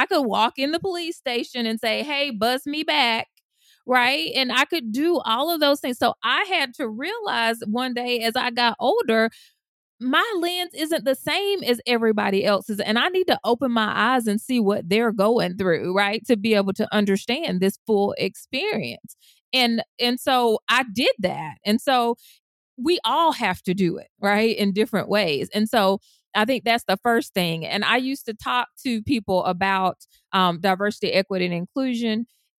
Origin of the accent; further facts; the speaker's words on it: Deep South, United States; I was raised in the Deep South as a Black woman.